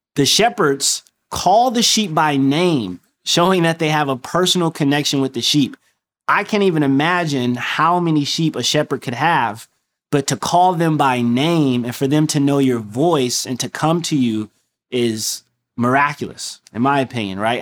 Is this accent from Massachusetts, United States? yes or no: no; Detroit, Michigan, United States; moved away; I'm from Detroit